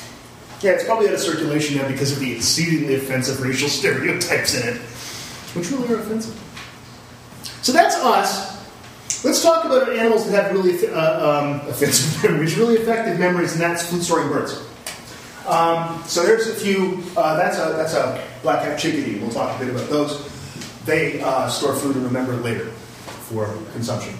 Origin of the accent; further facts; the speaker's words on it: Canada; I'm Canadian